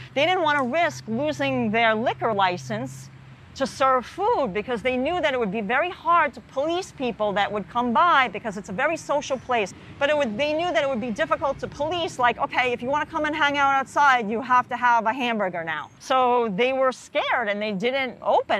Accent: New York City, New York, United States; also born or lived in Harlem, New York City; grew up in the Bronx.

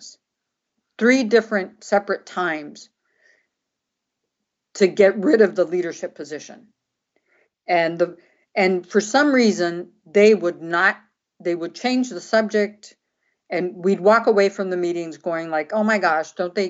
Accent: Brazil; moved away; also born or lived in San Francisco; I grew up in Brazil. I speak Portuguese

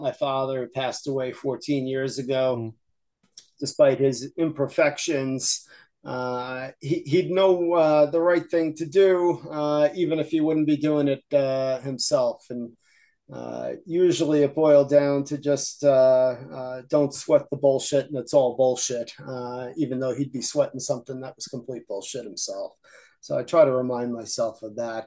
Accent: Yonkers, New York, United States; now in Wilkes-Barre, United States; I grew up in Yonkers

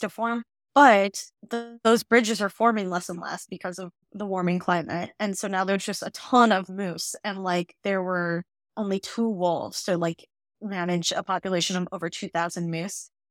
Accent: Northern Illinois, United States; I grew up in Northern Illinois in a very white area

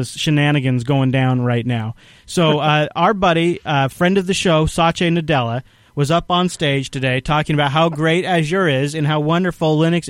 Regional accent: Microsoft's backyard, Washington, United States; I grew up in Microsoft's backyard.

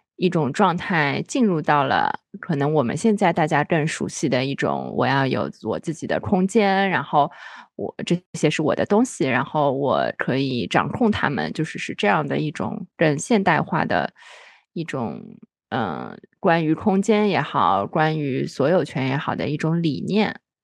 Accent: Shanghai, China; moved away as an adult; now in Shenzhen, China; 我小时候是在虹口区长大的

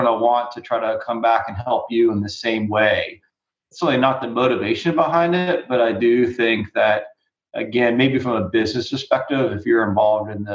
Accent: South Carolina, United States; I grew up in South Carolina

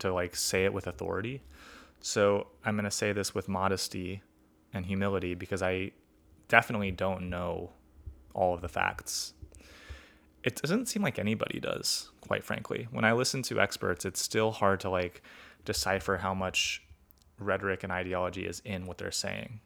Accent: Sacramento, California, United States; my hometown of Sacramento

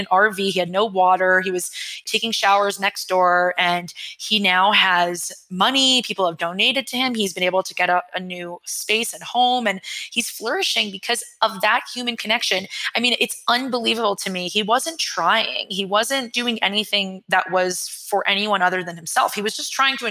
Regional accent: New York, United States; I'm a New Yorker and I'm raised by New Yorkers

